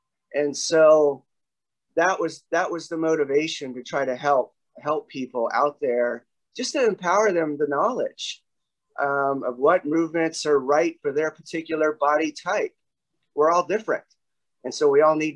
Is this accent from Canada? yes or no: no; the South, United States; moved away as an adult; also born or lived in Oklahoma / Texas; So Oklahoma and Texas is where I spent all my life till I was 20